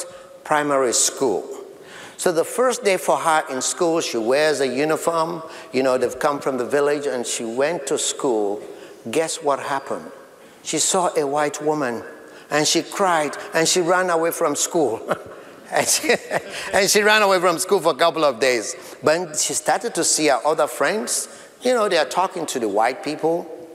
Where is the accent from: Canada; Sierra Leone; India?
Sierra Leone; now in United States; my country of birth in Sierra Leone, West Africa, that is dear to me, my people in my home country